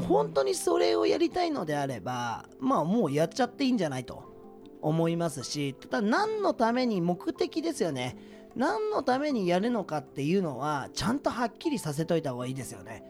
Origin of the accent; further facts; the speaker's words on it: Yokohama, Kanagawa, Japan; also born or lived in Okayama; 僕地元が横浜なんですけども